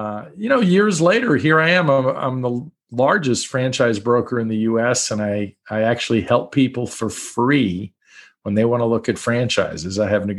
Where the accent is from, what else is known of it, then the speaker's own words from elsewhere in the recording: New York, United States; also born or lived in Brooklyn; So I grew up in New York, born in Brooklyn, New York. Lost the accent a little bit. I think I hide it on purpose. Born in Brooklyn, grew up in Long Island.